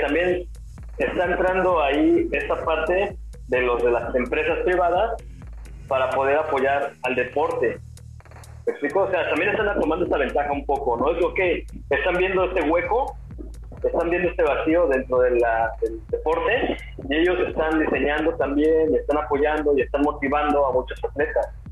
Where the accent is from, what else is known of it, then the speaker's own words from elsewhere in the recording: Mexico City, Mexico; moved away; also born or lived in Puerto Vallarta; yo soy de la Ciudad de México